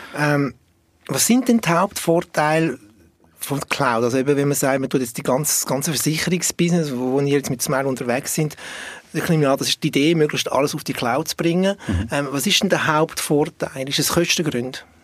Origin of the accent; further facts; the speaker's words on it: Switzerland; als Schweizer Bünzli